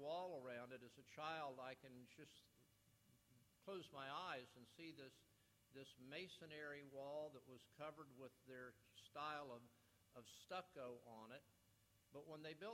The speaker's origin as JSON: {"language": "English", "town": "West Palm Beach", "region": "Florida", "country": "United States", "tie": "born or raised there", "said": "I grew up in South Florida, grew up in West Palm Beach."}